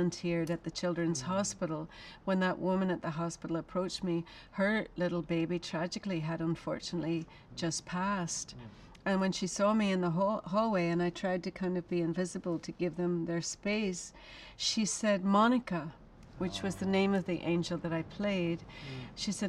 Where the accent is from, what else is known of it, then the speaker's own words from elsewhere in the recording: Ireland; now in United States; I'm an Irish woman. I've lived in America for a long time.